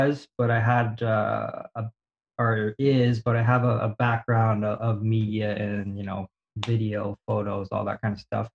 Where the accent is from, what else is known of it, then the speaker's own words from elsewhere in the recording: Canada; moved away as an adult; also born or lived in Whistler, British Columbia / Toronto; now in Japan; I'm a Canadian who's living in Japan